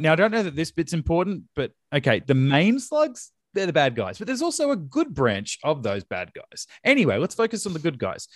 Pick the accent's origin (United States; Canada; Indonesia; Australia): Australia; we're Australian